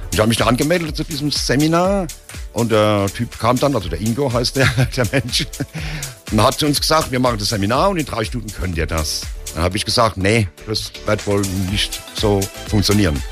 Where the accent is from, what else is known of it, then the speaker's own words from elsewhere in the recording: Heidelberg, Baden-Württemberg, Germany; geboren bin ich in Heidelberg. Bin richtig Altstädter Heidelberger